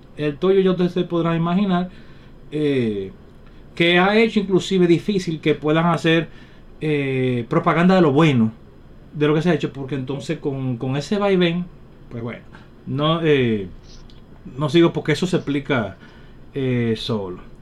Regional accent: Dominican Republic; los dominicanos necesitamos

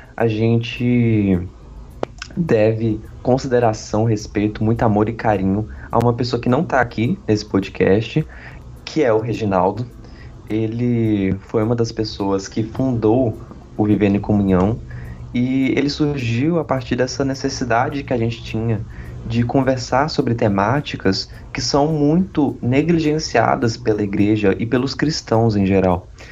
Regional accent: Olímpia, São Paulo, Brazil; also born or lived in Ribeirão Preto; Eu sou de Olímpia ou de Ribeirão Preto, depende se eu tô tendo aula presencial ou não

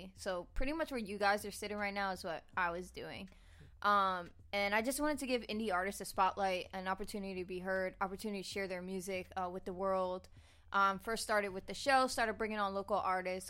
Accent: New Jersey, United States; New Jersey

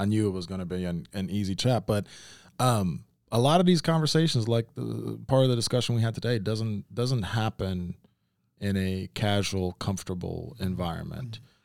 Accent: Memphis, Tennessee, United States; I grew up in Memphis, like, I grew up around black folks

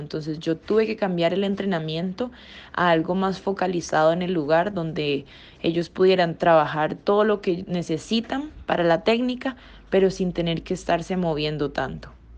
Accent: Costa Rica; nosotros como ticos apoyar el arte costarricense, porque aquí en Costa Rica

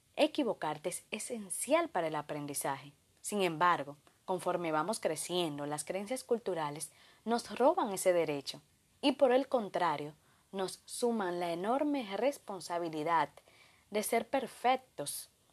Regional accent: Dominican Republic; de República Dominicana

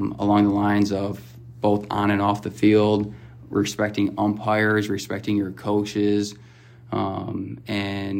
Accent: Kenosha, Wisconsin, United States; my hometown

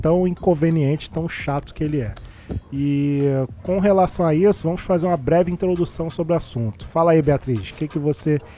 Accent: Haiti; Cara, eu sou haitiano, estamos numa revolução haitiana, a gente está dominando.

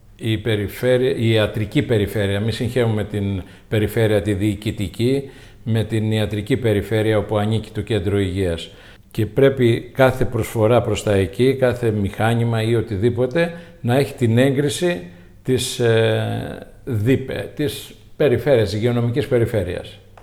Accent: Tinos, South Aegean, Greece; also born or lived in Steni, Tinos / Falatados, Tinos / Rhodes / Athens; Τινιακός, γέννημα θρέμα.

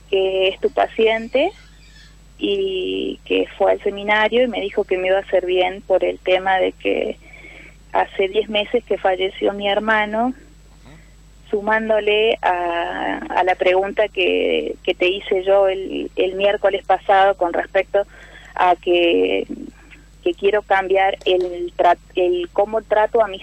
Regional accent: San Luis, Argentina; De San Luis Capital.

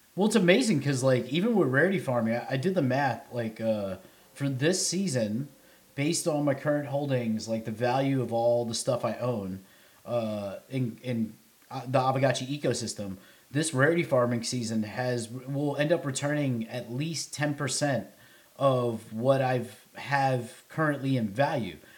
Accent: New York City, New York, United States; now in Nashville, United States; I'm from the Bronx

